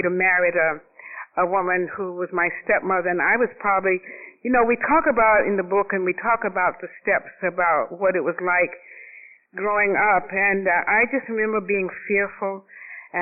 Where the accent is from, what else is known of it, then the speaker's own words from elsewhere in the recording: Atlanta, Georgia, United States; moved away as an adult; also born or lived in Boston / New York; I was born in Atlanta, Georgia, and I'm the youngest of 7 children.